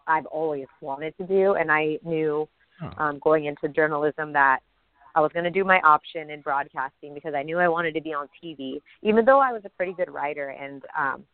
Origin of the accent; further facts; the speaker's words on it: Southern California, United States; I grew up in Southern California